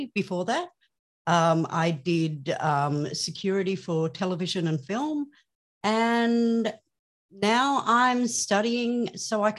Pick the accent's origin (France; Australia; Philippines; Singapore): Australia; I am from Australia